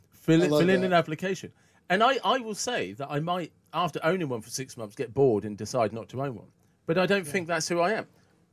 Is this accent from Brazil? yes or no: no; England, United Kingdom; I was born in England. There's always been a royal family. It's part of my history. It's integral to my identity as to how I see myself.